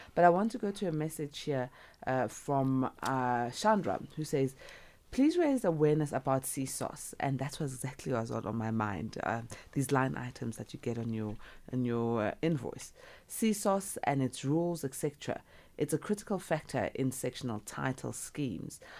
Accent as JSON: {"language": "English", "country": "South Africa", "said": "I'm South African"}